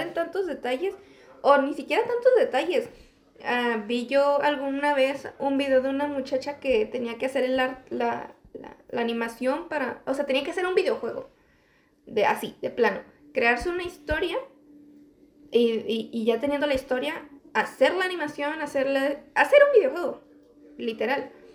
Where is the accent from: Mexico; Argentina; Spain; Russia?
Mexico; en mi país